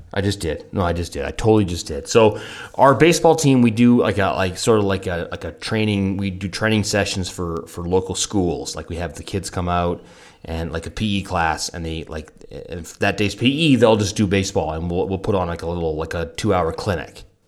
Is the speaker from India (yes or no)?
no; Canada; moved away; from Canada